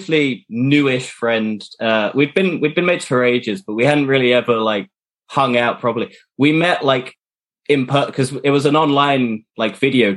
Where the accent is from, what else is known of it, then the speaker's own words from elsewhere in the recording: United Kingdom; I'm from the UK, live in a small town outside of London